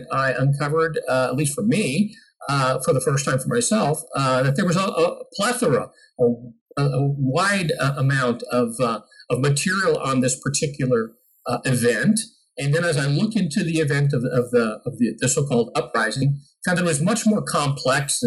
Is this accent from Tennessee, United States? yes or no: no; Scottsdale, Arizona, United States; moved away as an adult; now in New Mexico, United States; I was a city boy from Scottsdale